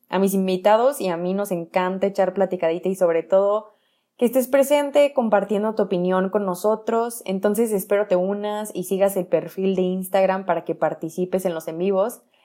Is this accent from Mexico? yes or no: yes; Morelia, Michoacán, Mexico; yo crecí en Morelia